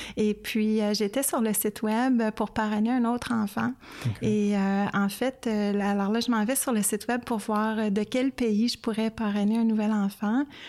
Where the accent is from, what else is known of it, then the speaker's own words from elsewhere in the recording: Canada; en tant que Canadienne